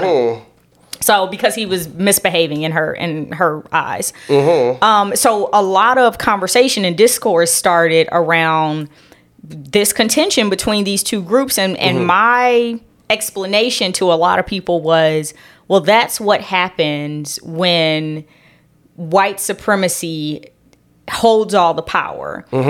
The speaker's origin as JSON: {"language": "English", "town": "Los Angeles", "region": "California", "country": "United States", "tie": "born or raised there", "said": "And I grew up in Los Angeles."}